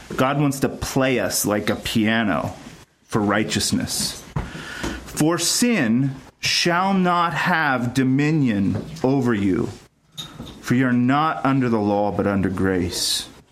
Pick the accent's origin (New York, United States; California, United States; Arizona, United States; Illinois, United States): California, United States; Ventura; also born or lived in Ohio / Texas; I grew up in Ventura, California, mostly